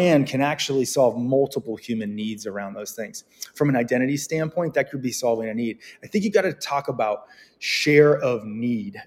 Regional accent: Bay Area, Silicon Valley, California, United States; moved away as an adult; now in New York, United States; I grew up in the Bay Area. I grew up in Silicon Valley

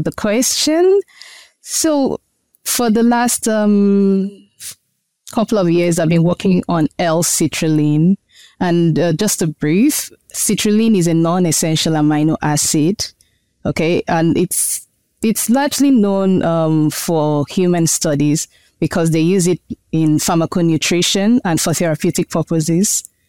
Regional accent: Nigeria; moved away as an adult; also born or lived in China; now in United States; My home country is Nigeria.

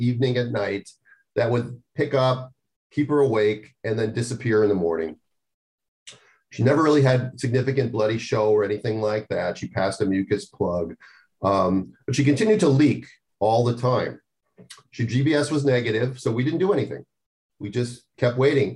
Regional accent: Minnesota, United States; now in California, United States; I grew up in Minnesota where, you know, when the sun went down, we would die for cover.

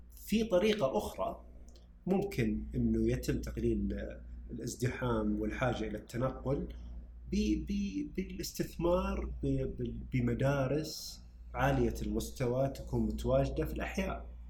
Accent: Saudi Arabia; هنا عندنا بالسعودية

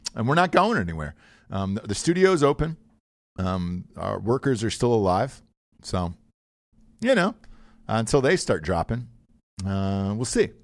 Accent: Georgia, United States; I grew up in the South, kid in Georgia

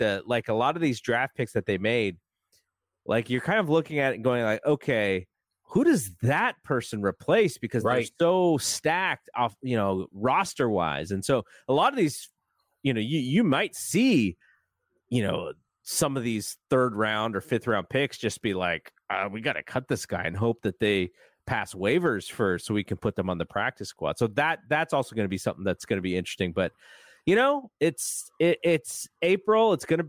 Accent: San Jose, California, United States; San Jose State's great, my hometown, but it's a commuter school.

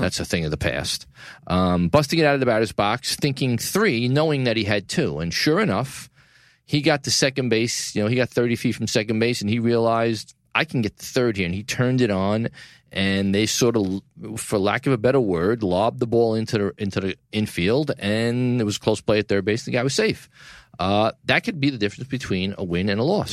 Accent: New York City, New York, United States; downtown New York City, my hometown, Tribeca

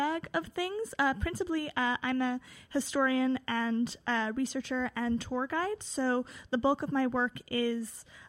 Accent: New York City, New York, United States; also born or lived in Yorkville, Manhattan / Greenpoint, Brooklyn; I am originally from the Upper West Side, where we are now, although I have lived in Yorkville

